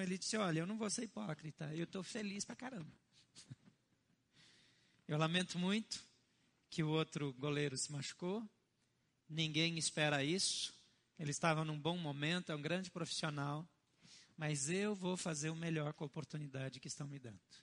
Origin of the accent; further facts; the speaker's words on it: Brazil; os meus antepassados que me perdoem, mas eu sou brasileiro